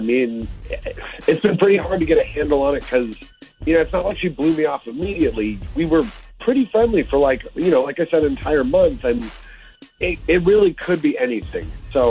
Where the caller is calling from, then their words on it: Rolla, Missouri, United States; Good morning. I've been calling from Rolla.